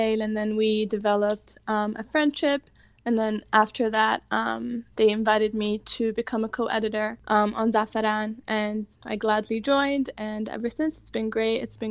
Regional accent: Yemen; moved away as an adult; now in Washington DC area, United States; I'm also from Yemen. I moved here a few years ago.

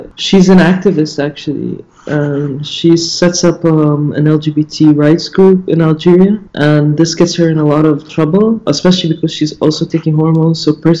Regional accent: Saudi Arabia; I grew up in Saudi Arabia.

